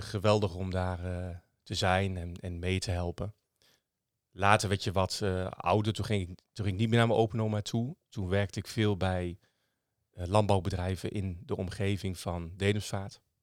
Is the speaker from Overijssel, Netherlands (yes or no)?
yes; Dedemsvaart, Overijssel, Netherlands; ik ben opgegroeid in Dedensvaart. 30 eh, kilometer onderzwollen eh, onder Zwolle ongeveer. Sallands eh, plekje.